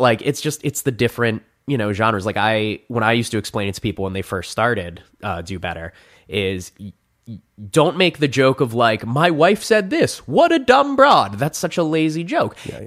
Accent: New Jersey, United States; moved away as an adult; now in Phoenix, United States; there's a Six Flags in my hometown. Six Flags Great Adventure.

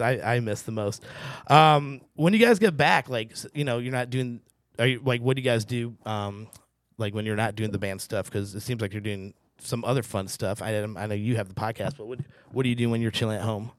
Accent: St. Louis, Missouri, United States; now in Seattle, United States; Got a couple buddies from, uh, my hometown of Saint Louis, Missouri

